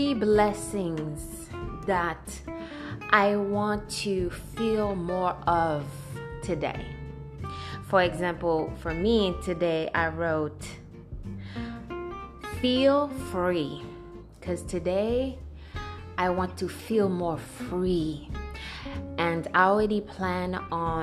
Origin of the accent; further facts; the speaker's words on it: Haiti; moved away; Growing up in Haiti